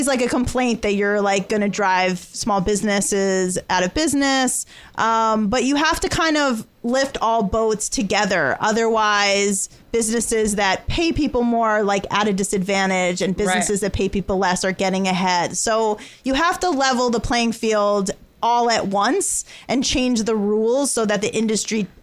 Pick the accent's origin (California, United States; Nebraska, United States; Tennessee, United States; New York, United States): New York, United States; Mitchell-Lama housing; I grew up in Mitchell-Lama housing